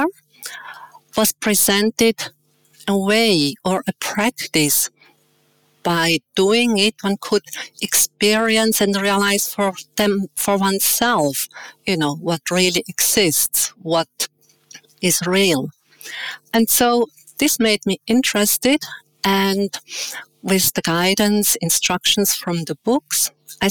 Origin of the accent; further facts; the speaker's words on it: Winterthur, Zurich, Switzerland; moved away as an adult; I was born in Switzerland in a town called Winterthur. I have two brothers, which are younger than me. Growing up in a loving family